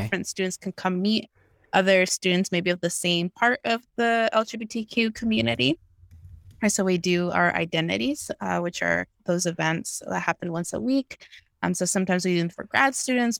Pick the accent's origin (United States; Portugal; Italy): United States; New York; moved away as an adult; also born or lived in Guatemala; now in California, United States; I grew up mostly in New York, but, uh, also have ties to Guatemala, and now I'm living out here